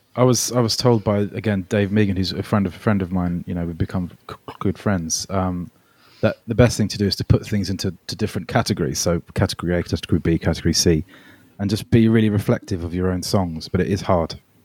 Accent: United Kingdom; also born or lived in Melbourne, Australia; I moved to the U K when I was nine

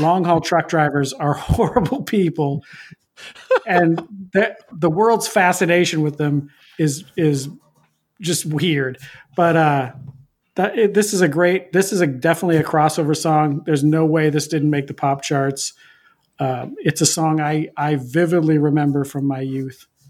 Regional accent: Pacific Northwest, United States; I'm from the Pacific Northwest

